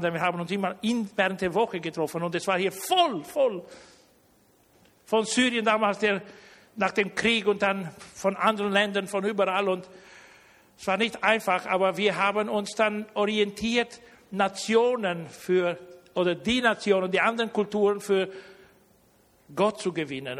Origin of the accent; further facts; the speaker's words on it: Romania; now in Germany; ich bin deutscher Herkunft, aber ich, ich bin in Rumänien geboren worden.